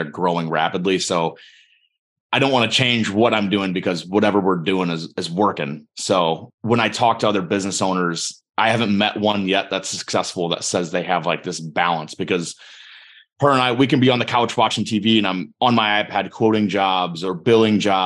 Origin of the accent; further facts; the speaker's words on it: Northwest Ohio, United States; from Northwest Ohio